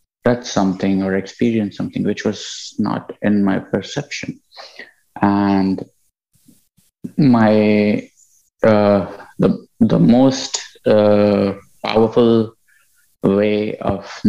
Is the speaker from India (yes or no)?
yes; India; moved away; also born or lived in United Kingdom; I'm originally from India.